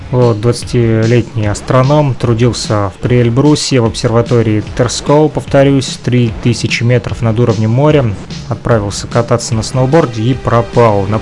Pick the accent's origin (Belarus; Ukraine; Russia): Ukraine; Но это же Россия. Я вряд ли смогу тут работать. Разрешение какое-то надо. Я же из Украины.